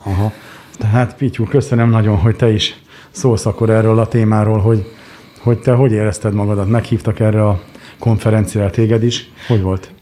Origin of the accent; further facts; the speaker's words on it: Hungary; én, mint magyar ember, aki itt ülök